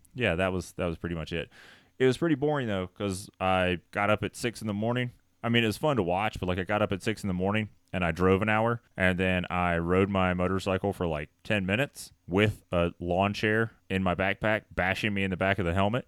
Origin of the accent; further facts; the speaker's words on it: Tennessee, United States; I'm from Tennessee.